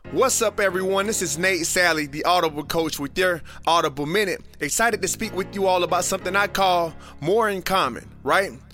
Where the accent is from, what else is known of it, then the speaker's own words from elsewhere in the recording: South Florida, United States; As a kid who was born and raised in South Florida